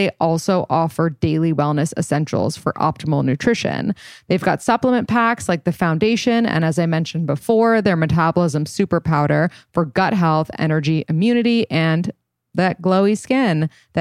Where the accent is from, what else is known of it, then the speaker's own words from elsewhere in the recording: New York City, New York, United States; we grew up in New York City